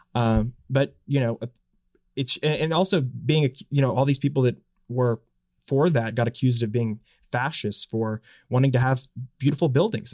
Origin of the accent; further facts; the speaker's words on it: Dallas, Texas, United States; moved away as an adult; now in Washington, United States; I'm from Dallas. I grew up in Dallas